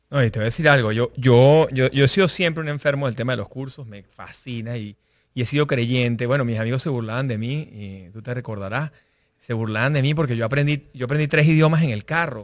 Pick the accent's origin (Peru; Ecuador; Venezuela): Venezuela; moved away; yo soy venezolano